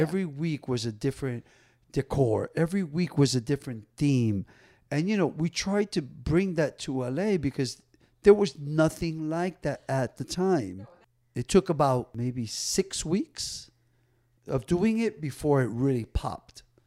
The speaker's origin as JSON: {"language": "English", "town": "Paterson", "region": "New Jersey", "country": "United States", "tie": "born or raised there", "said": "I grew up in Paterson, New Jersey"}